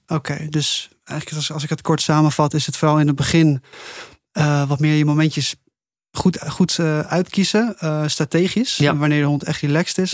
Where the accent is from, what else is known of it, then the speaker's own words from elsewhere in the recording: Netherlands; ik kom uit Nederland. Ik ben dit land heel erg gewend.